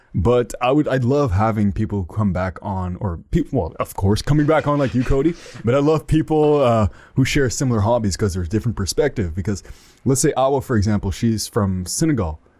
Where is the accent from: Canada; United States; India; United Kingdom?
Canada; Ottawa, Ontario; I am from Ottawa, Ontario, Canada, so I'm up north. I'm one of them Canadians.